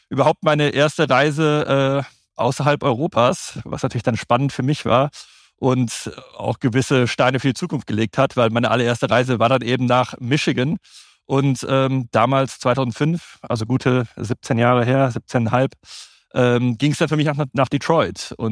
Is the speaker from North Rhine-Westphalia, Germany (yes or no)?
yes; Solingen, North Rhine-Westphalia, Germany; aus dem bergischen Raum komme, aus Solingen, ähm, wollte ich einfach äh, ein Praktikum in der Nähe meiner Heimat machen